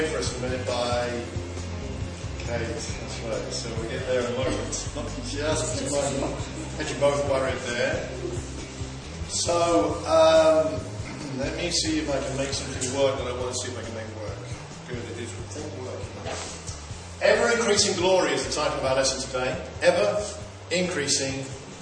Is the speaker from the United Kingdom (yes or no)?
yes; Watford, East of England, United Kingdom; Well, Watford, just outside London.